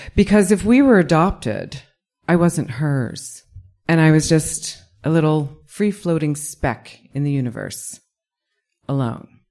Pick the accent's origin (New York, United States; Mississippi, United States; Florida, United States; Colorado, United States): New York, United States; when I was a kid growing up in New York